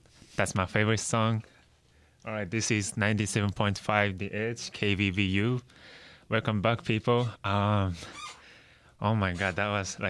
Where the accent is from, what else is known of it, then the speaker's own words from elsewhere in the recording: Tokyo, Japan; he's from Japan, and I'm also from like Tokyo, Japan.